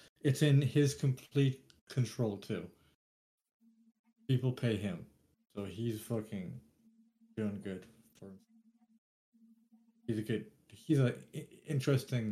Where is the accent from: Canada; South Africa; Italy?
Canada; We're Canadian